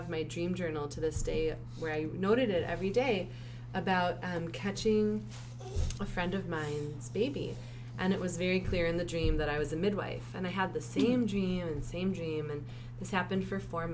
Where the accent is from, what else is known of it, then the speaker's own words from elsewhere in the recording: Minnesota, United States; moved away as an adult; now in Israel; I was born and raised in Minnesota